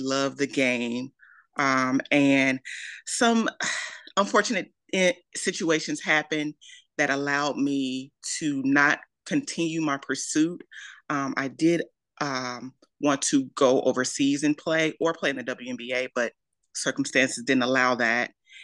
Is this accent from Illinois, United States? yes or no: yes; Maywood, Illinois, United States; I am from Maywood, Illinois, originally. It's a little suburb right outside of Chicago.